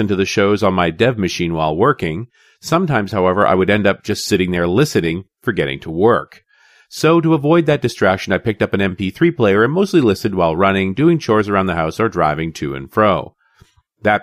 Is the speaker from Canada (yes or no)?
yes; Vancouver, British Columbia, Canada; Vancouver, my hometown